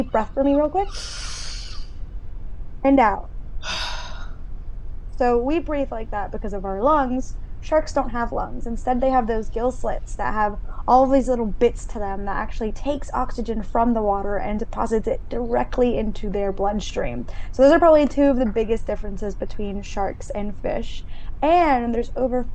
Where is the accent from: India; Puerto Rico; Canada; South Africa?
Puerto Rico; San Juan; I was born in San Juan, Puerto Rico, which is an island in the Caribbean, and the ocean's kind of just always been a part of me